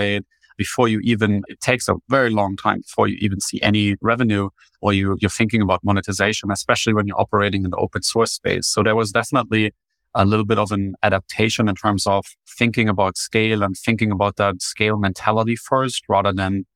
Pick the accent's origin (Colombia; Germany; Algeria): Germany; English is a second language; moved away as an adult; now in United States; you can probably already spot my accent. I grew up in Germany, made the transition to the United States in 2019